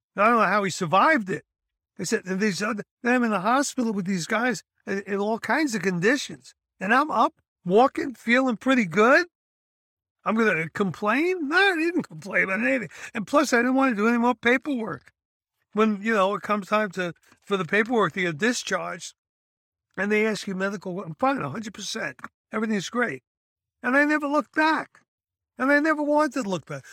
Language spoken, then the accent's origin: English; United States; Being an American paratrooper